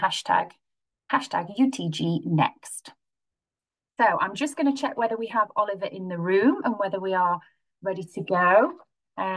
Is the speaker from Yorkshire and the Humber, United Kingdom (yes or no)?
yes; Sheffield, Yorkshire and the Humber, United Kingdom; I'm born and bred in Sheffield